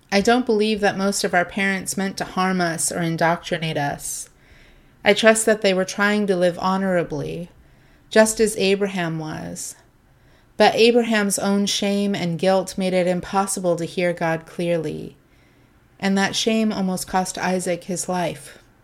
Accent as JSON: {"language": "English", "region": "Ohio", "country": "United States", "tie": "born or raised there", "also_born_or_lived": "Southern California", "said": "I grew up in a smallish working class town in Ohio. Well, to be fair, I was born in Southern California and moved to Ohio when I was 10. Still, it's home for me"}